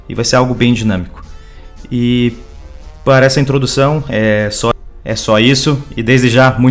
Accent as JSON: {"language": "Portuguese", "town": "Curitiba", "region": "Paraná", "country": "Brazil", "tie": "born or raised there", "said": "É, tenho 21 anos, sou natural de Curitiba, Paraná"}